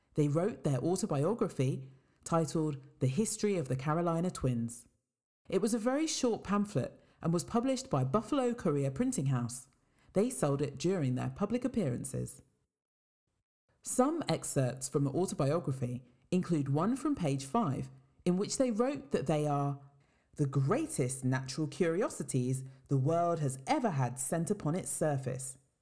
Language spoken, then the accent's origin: English; Worcester, West Midlands, United Kingdom; I was born and raised in Worcester in England, and both my parents come from Jamaica.